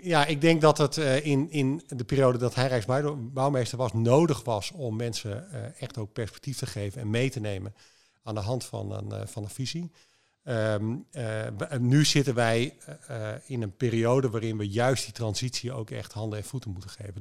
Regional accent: Netherlands; wij als Nederlander

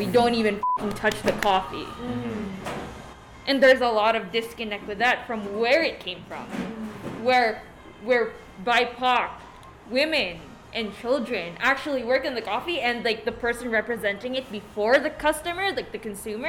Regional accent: Philippines; because, like, being Filipino, we're allowed.

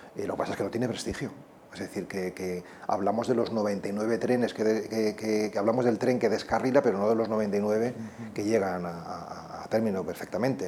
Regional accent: Spain

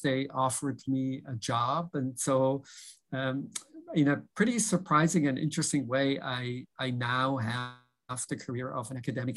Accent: Switzerland; moved away as an adult; also born or lived in Philadelphia / New York; now in Boston, United States; I grew up in Switzerland

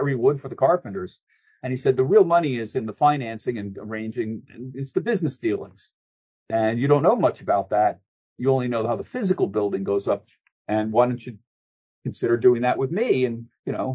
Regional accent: Bucks County, Pennsylvania, United States; also born or lived in Bronx, New York; I was born in the Bronx, but I grew up in Bucks County, Pennsylvania, north of Philadelphia

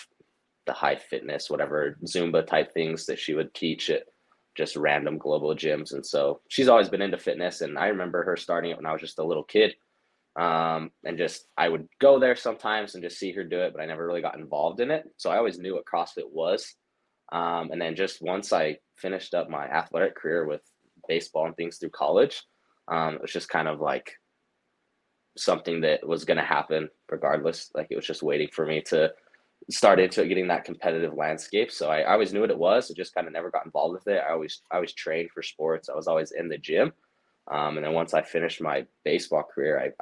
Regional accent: Cedar City, Utah, United States; also born or lived in Ogden area, Utah; now in Ogden, United States; I grew up in Southern Utah, a small town called Cedar City, but now I live in Northern Utah, just a little bit north of Salt Lake, kind of in the Ogden area.

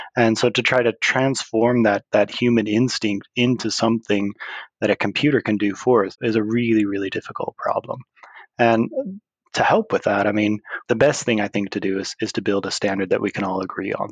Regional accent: United States; now in Sweden; I am an American living in the Kingdom of Sweden

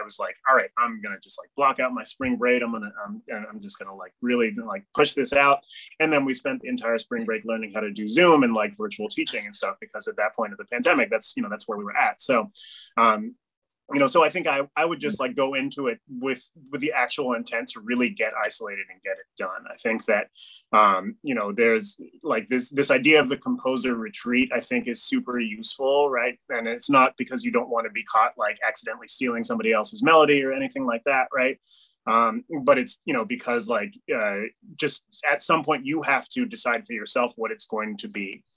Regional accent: Amherst, Massachusetts, United States; I grew up in Amherst, Mass

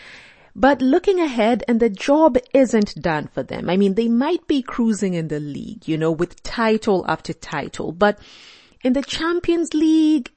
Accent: Kenya; I'm Kenyan

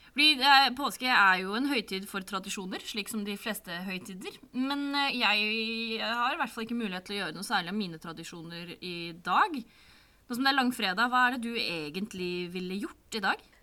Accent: Sande, Vestfold, Norway; jeg kommer fra Sande i Vestfold, som ikke eksisterer lenger. Nå heter det Holmestrand i Vestfold og Telemark

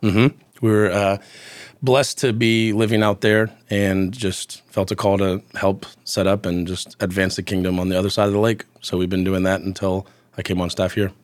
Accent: Houston, Texas, United States; moved away; I am from Houston originally, which is something I catch a lot of heat for

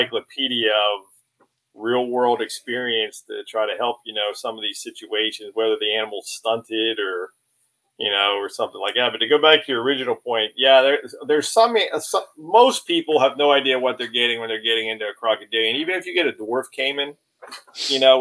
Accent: Pittsburgh, Pennsylvania, United States; moved away; I'm from Pittsburgh, Pennsylvania, and I live down here.

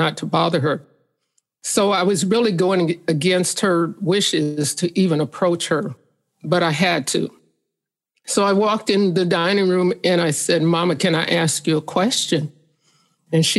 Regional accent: St. Joseph, Missouri, United States; St. Joseph, Missouri.

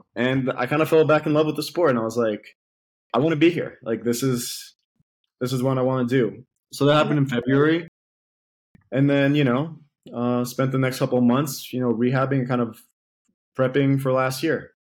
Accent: Athens, Attica, Greece; I'm from Athens, Greece

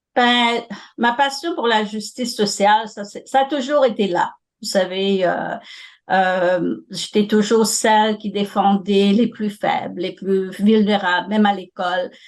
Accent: Mauritius; moved away as an adult; also born or lived in Ontario, Canada; now in Toronto, Canada; J'ai fait mes études secondaires à l'île Maurice. J'ai grandi là

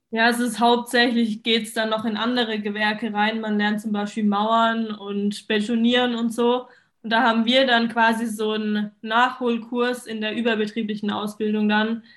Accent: Mannheim, Baden-Württemberg, Germany; ich bin 22, ich komme aus Mannheim

